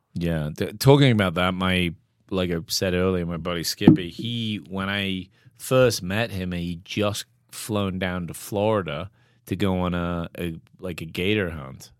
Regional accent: England, United Kingdom; now in Bozeman, United States; I'm English

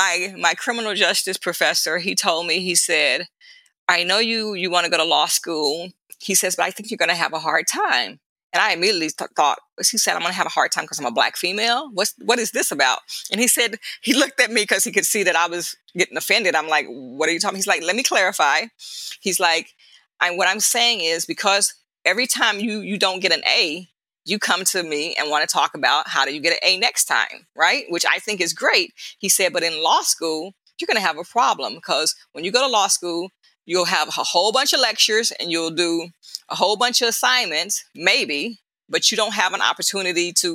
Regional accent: Dallas-Fort Worth area, Texas, United States; I grew up in the Dallas-Fort Worth area, Texas

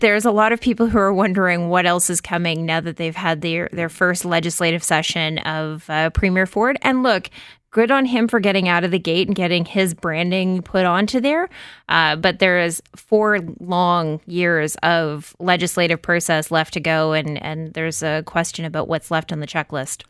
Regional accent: Windsor, Ontario, Canada; I grew up outside of Windsor

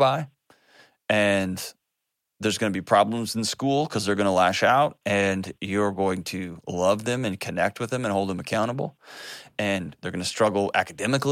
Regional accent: Texas, United States; As a Texan, we were just raised to hate Oklahoma City

